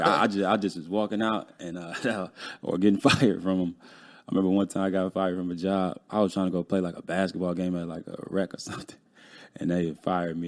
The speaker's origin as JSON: {"language": "English", "town": "Chicago", "region": "Illinois", "country": "United States", "tie": "born or raised there", "moved": "as an adult", "lives_now": "Atlanta, United States", "said": "I'm from Chicago. I grew up in Chicago. I recently just moved to Atlanta"}